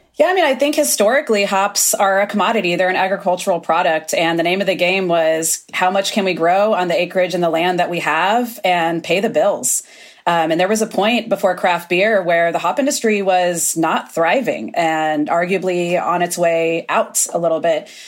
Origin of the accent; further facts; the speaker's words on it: Florida, United States; now in Oregon, United States; I come from Florida originally